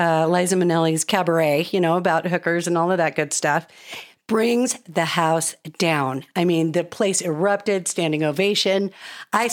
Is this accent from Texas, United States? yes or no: no; Colorado, United States; also born or lived in Georgia; I moved back to Colorado from Georgia when I was 8 years old.